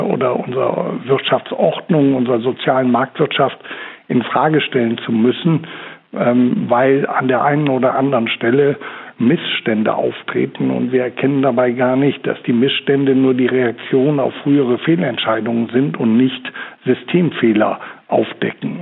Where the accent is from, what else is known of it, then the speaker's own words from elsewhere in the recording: Germany; bei uns in Deutschland